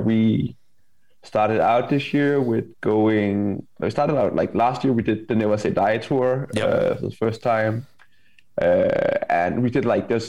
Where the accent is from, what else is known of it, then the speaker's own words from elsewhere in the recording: Denmark; Danish pop punk band